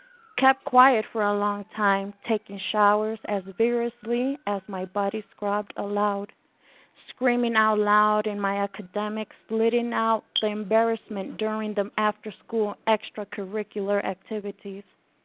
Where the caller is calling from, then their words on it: Mexico City, Mexico; Yes, I am from Mexico City